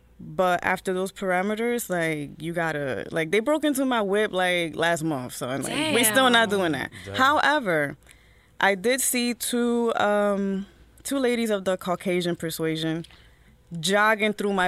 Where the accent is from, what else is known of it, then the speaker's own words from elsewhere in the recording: Newark, New Jersey, United States; I was born and raised in Newark, but my family was from the Heights.